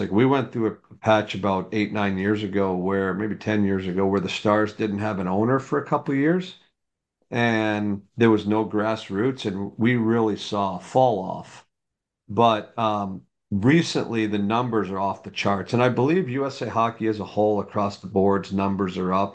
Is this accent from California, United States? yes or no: no; just outside New York City, United States; moved away as an adult; now in Dallas, United States; I grew up in New York, uh, just outside New York City